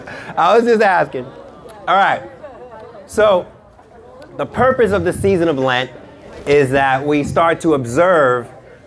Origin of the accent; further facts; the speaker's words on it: United Kingdom; I'm British, pinkies up, right?